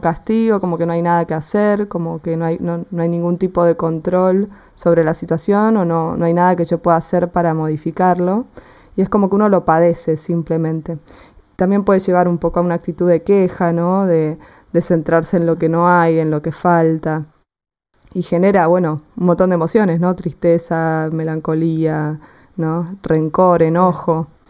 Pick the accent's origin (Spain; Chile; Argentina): Argentina; yo soy de Argentina, ya se habrán dado, cuenta por mi tonada